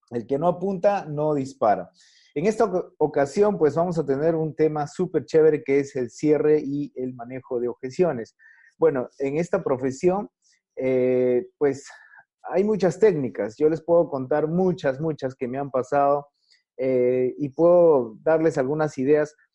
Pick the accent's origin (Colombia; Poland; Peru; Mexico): Peru; Chepén, La Libertad; Yo soy de Chepén, Eso, de Chepén.